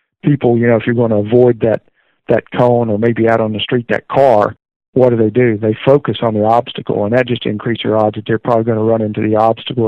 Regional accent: Greenville, South Carolina, United States; I was born in Greenville, South Carolina, and raised in the area

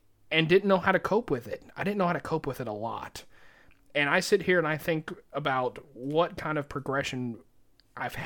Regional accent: the South, United States; We're both from the South

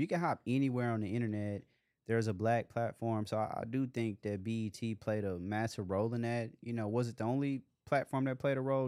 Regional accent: Dallas, Texas, United States; growing up in Dallas

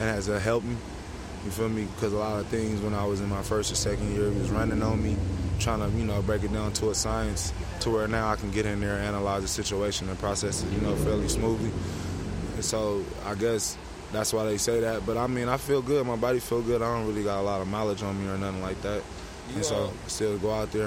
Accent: Oakland, California, United States; growing up in Oakland

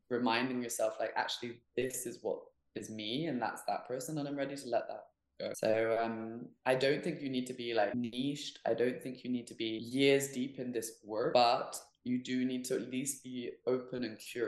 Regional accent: Hamburg, Germany; moved away; also born or lived in England; I grew up in Germany

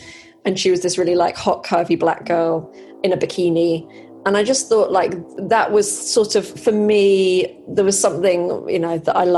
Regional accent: Malaysia; Well, I grew up in Southeast Asia. I've always loved, I mean, it was Malaysia.

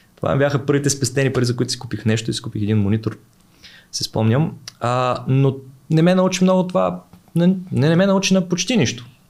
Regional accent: Veliko Tarnovo, Veliko Tarnovo Province, Bulgaria; аз съм от Велико Търново

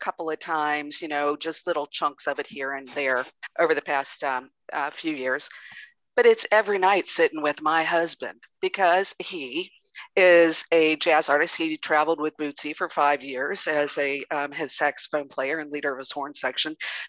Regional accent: Kentucky, United States; also born or lived in Amsterdam, Netherlands; Yes, I'm from Kentucky. I just said y'all. originally from Kentucky, but as I said, lived in many places around this country and actually over in the Netherlands as well in Amsterdam.

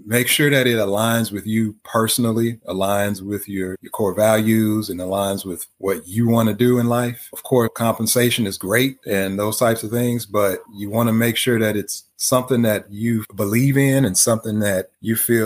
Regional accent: Houston, Texas, United States; I'm from Houston

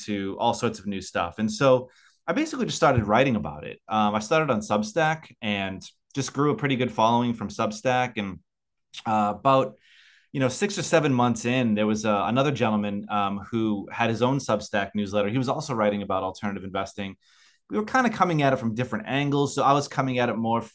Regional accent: United States; now in Australia; I live in Australia. I'm an American living in Australia.

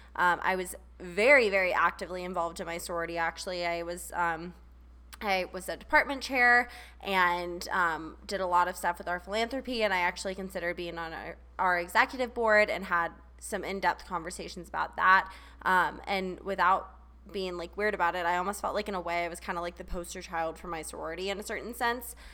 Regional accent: Charleston, South Carolina, United States; moved away; I grew up in Charleston

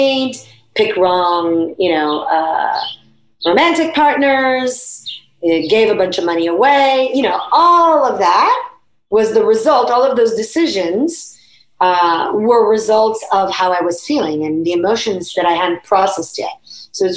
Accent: Italy; moved away; I grew up in Italy

